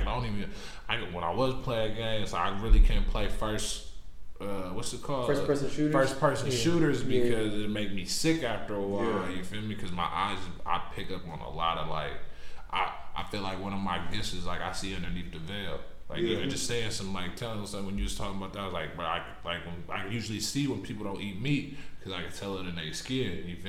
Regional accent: New York, United States; I was born in New York. But I was raised, I was born, like, in New York.

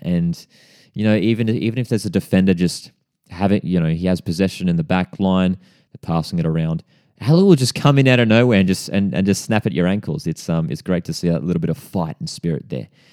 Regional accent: Central Coast, New South Wales, Australia; based on the Central Coast, born and bred on the Central Coast.

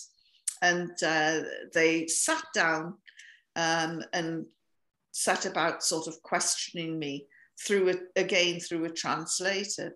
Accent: North East England, United Kingdom; now in Scotland; I come from the north of England by the Scottish border. I live in Scotland now, but this is where I come from.

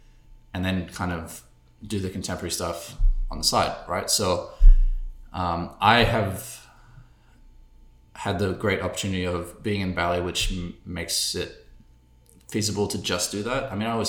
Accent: Australia; moved away as an adult; also born or lived in London, United Kingdom / Munich, Germany; So I was born in London. We moved to Munich for like 5 years, and I started dancing flamenco, which is like a type of Spanish dance. And then we moved to Australia, and I was there until I was 18

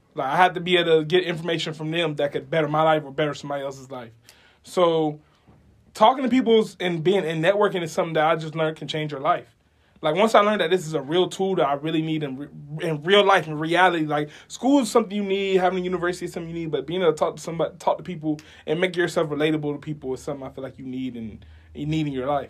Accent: Homestead, Florida, United States; moved away; I came from Homestead, Florida, all the way at the bottom, right before you get to the Keys

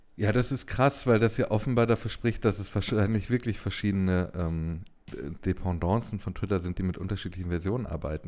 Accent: Ruhr area, North Rhine-Westphalia, Germany; ich bin ja ein Kind des Ruhrgebiets

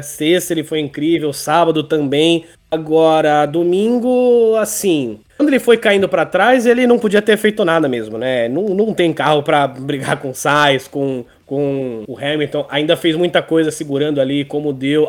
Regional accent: Brazil

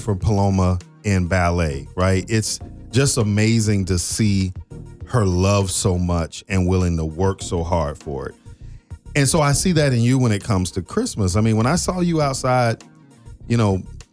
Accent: South Florida, United States; I grew up in South Florida, and it's not cold in South Florida

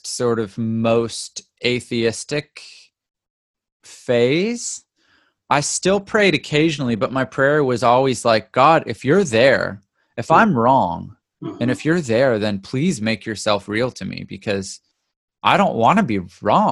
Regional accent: Ontario, Canada; also born or lived in Vancouver, British Columbia, Canada; now in California, United States; I was born in Vancouver, but mostly grew up in Ontario

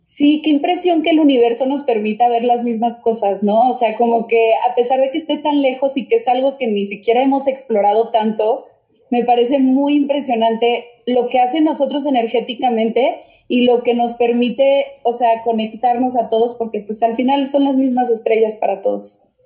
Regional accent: Monterrey, Nuevo León, Mexico; now in Mexico City, Mexico; yo soy de Monterrey, entonces mis papás se quedaron en Monterrey

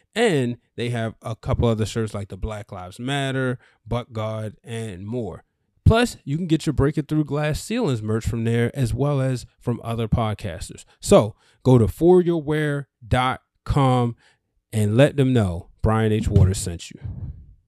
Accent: Baltimore, Maryland, United States; also born or lived in Connecticut; I'm from Baltimore. Born and raised, lived in Connecticut for two years

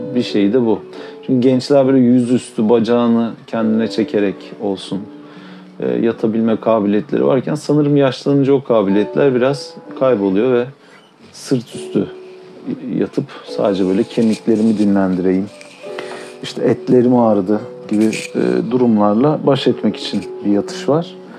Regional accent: Turkey; çünkü Türküz

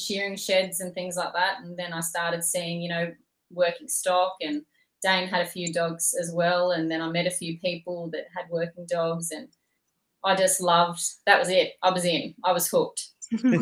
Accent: Penrith, New South Wales, Australia; moved away; also born or lived in Wellington; I'm originally from Penrith, so I've got family out in Wellington that I used to go and visit sort of every school holidays.

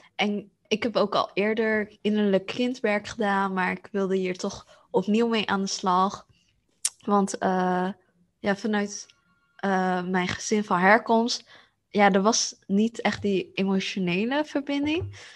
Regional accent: Netherlands; ik ben Aziatisch, heb mijn Aziatische roots, maar ik ben hier geboren in Nederland

